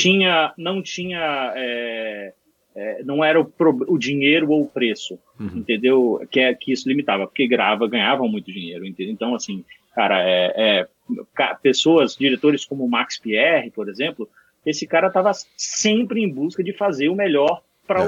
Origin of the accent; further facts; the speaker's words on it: Bahia, Brazil; moved away as an adult; now in São Paulo, Brazil; paulista, mas fui morar na Bahia criança com meus pais